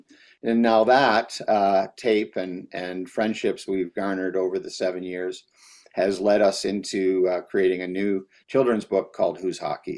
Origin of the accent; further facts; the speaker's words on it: Canada; buying into the stereotypes and the fact that I'm Canadian, we chose hockey because we're here in Edmonton and we love it.